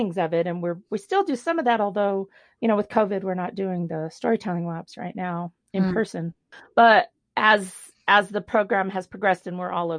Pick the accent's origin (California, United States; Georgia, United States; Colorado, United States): Colorado, United States; Denver; I grew up in Denver